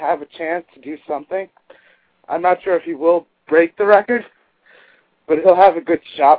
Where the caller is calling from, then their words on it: Lynbrook, New York, United States; I'm calling from Limbrook.